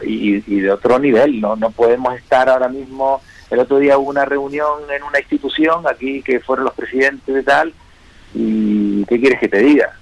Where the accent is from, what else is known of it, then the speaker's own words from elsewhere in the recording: Las Palmas, Canary Islands, Spain; soy piloto de Las Palmas